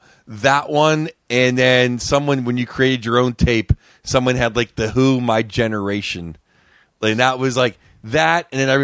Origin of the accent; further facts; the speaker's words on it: Pittsburgh, Pennsylvania, United States; Pittsburgh, Pennsylvania.